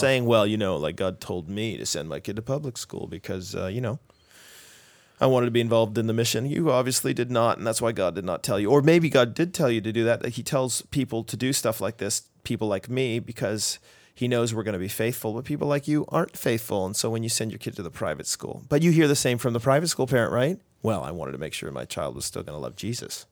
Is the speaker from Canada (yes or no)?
yes; Canada; we're Canadian